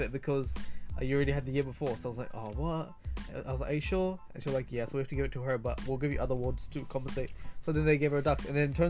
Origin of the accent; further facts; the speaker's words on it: Auckland, New Zealand; I was born in Auckland